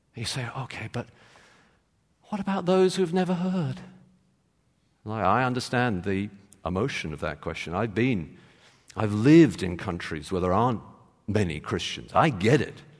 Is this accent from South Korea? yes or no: no; England, United Kingdom; I'm from England. I'm English.